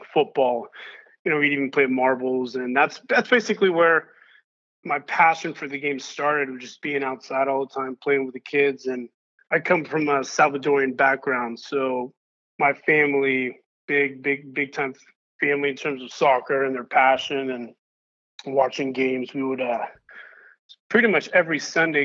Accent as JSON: {"language": "English", "town": "East Palo Alto", "region": "California", "country": "United States", "tie": "born or raised there", "said": "I'm from the Bay Area, so local kid here. Specifically, I grew up in East Palo Alto, so in the peninsula"}